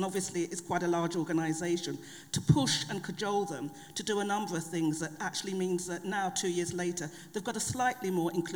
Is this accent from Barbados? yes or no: no; London, United Kingdom; I was born and brought up in London. I was brought up in Deptford and Lewisham, and now I live in North London in Tottenham